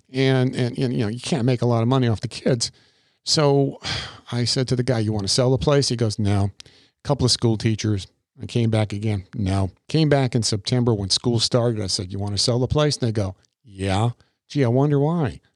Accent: Crystal River, Florida, United States; born or raised there; also born or lived in New York

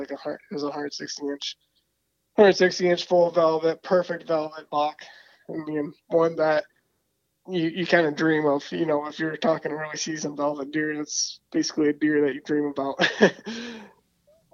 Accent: Michigan, United States; born and raised in Michigan, kind of been in that south central area, I guess you could say, maybe a little bit more eastern

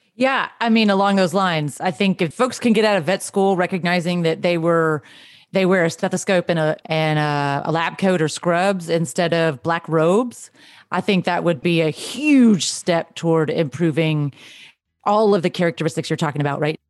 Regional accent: Texas, United States; growing up in Texas

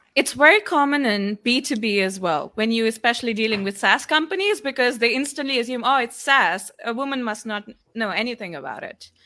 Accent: Kuala Lumpur, Malaysia; also born or lived in India; I come from Kuala Lumpur, but I was originally born in India

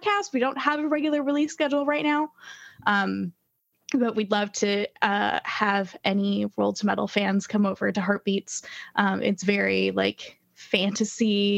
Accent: Indianapolis, Indiana, United States; That is my hometown

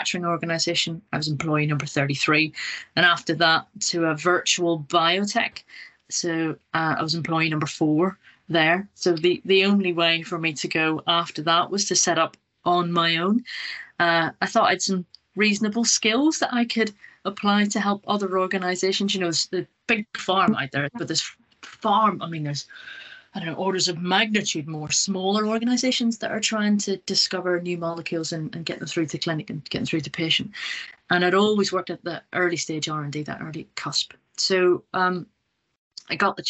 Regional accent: Northern Ireland, United Kingdom; moved away as an adult; also born or lived in Scotland / Nottingham; I'm originally from Northern Ireland. I left a long time ago, went to Scotland to do my undergraduate degree, and then went to Nottingham to do a PhD.

